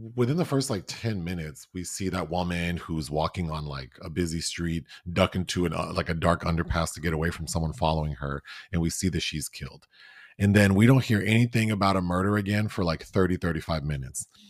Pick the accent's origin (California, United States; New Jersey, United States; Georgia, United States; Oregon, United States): California, United States; Southern; I grew up in Southern California